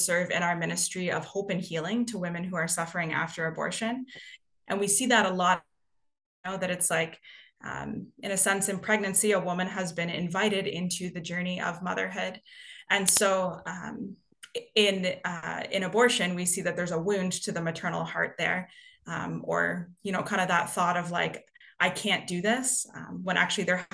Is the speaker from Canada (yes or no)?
yes; Canada; moved away as an adult; also born or lived in Toronto; I am originally from Canada. You may be able to hear that in my accent